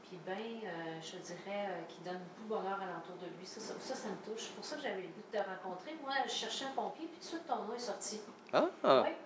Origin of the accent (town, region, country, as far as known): Grande-Île, Quebec, Canada; born or raised there